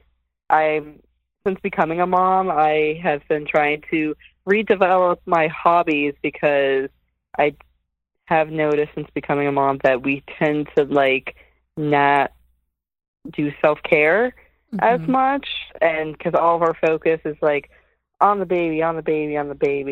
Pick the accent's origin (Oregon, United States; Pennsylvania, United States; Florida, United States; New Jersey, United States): New Jersey, United States; I'm from Jersey. I've been in Jersey, Central Jersey, for, I guess, over 20 years, since 1998